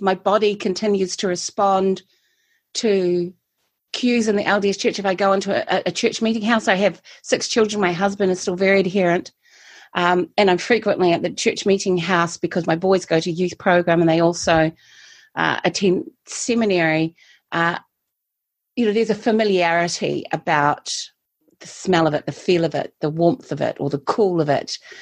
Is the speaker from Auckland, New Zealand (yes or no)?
no; Christchurch, Canterbury, New Zealand; also born or lived in Taiwan; I'm a native, i I say, a native of Christchurch. I've always lived here, except when I haven't lived here